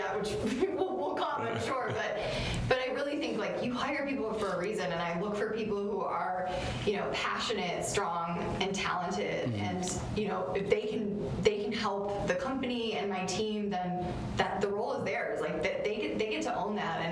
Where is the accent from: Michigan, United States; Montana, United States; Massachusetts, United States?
Michigan, United States; Detroit; now in Chicago, United States; I'm not from here. I'm actually from Detroit, but I feel very connected to the Midwest and to Chicago